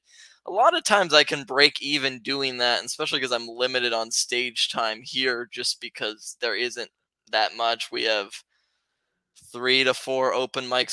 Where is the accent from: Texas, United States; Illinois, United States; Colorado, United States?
Colorado, United States; moved away as an adult; now in San Luis Obispo, United States; I'm from Colorado, so that's where I grew up.